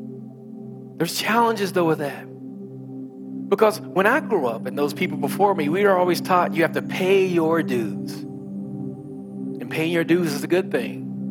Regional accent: West Virginia, United States; I'm from West Virginia.

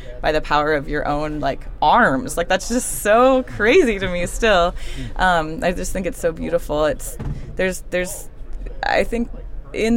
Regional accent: Virginia, United States; I'm from Virginia, and I was lucky enough to have a sort of special project trip class, whatever, through my high school

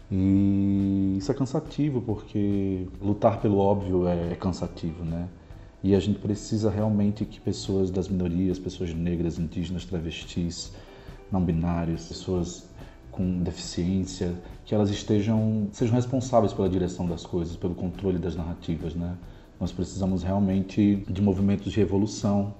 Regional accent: Natal, Rio Grande do Norte, Brazil; moved away as an adult; now in São Paulo, Brazil; sou do Rio Grande do Norte

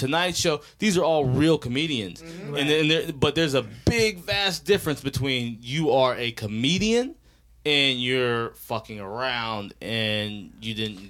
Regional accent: Ohio, United States; now in Los Angeles, United States; I'm from Ohio, but I'm an LA comedian.

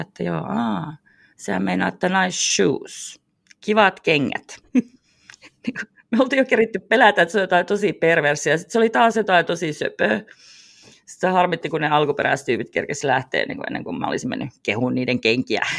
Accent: Finland; me ollaan Suomesta

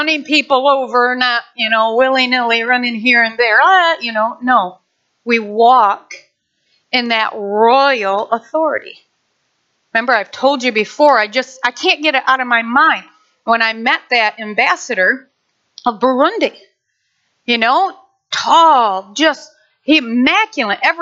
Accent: Nashville, Michigan, United States; moved away; I grew up in Nashville, Michigan.

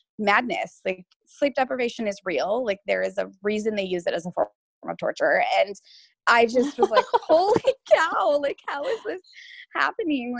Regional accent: Washington, United States; I was born and raised in Washington

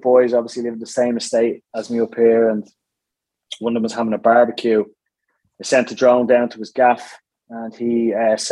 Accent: Dublin, Leinster, Ireland; also born or lived in Firhouse; now in Tallaght, Ireland; I'm from Ballyroan originally, and from down the road a little bit, but I would have moved up to Fir House about 5 years ago and then up to Talla in the last 2 years

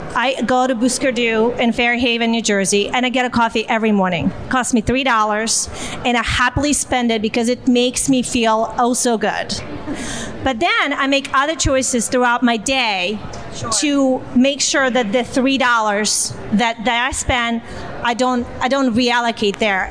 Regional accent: Siberia, Russia; moved away; my hometown in Siberia

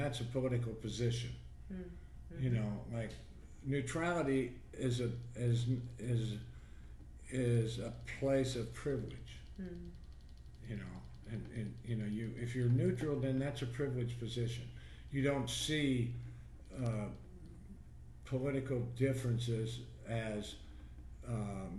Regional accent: Troy, Ohio, United States; My mother worked for the county where I grew up in Troy, Ohio.

